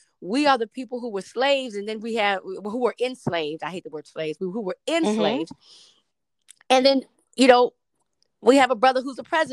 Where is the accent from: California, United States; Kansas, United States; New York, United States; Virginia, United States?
Virginia, United States; Hampton; when I grew up on Hampton's campus